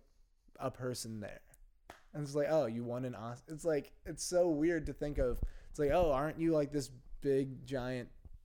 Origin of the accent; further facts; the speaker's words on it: Connecticut, United States; now in Los Angeles, United States; I'm from Connecticut